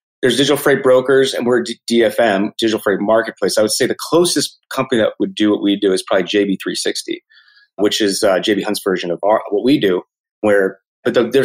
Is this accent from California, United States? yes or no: no; Phoenix, Arizona, United States; also born or lived in New York / Scottsdale, Arizona; I grew up in Phoenix, but now I live in Scottsdale.